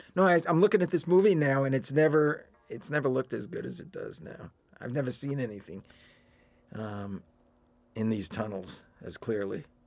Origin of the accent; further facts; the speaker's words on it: New York, United States; moved away as an adult; now in Los Angeles, United States; I'm a New Yorker at heart